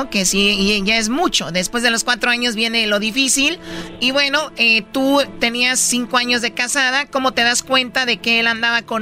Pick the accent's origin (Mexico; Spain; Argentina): Mexico; Chihuahua; now in United States; soy de Chihuahua.